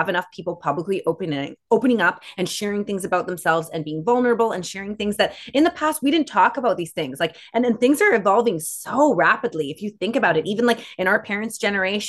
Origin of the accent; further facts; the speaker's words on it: Canada; we're Canada